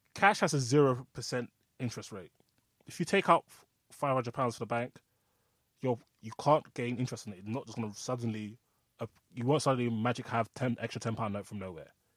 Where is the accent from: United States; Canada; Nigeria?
Nigeria; I'm Nigerian